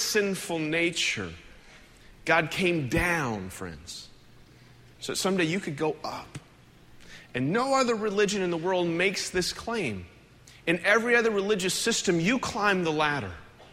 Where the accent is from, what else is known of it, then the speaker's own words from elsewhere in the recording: United States; as an American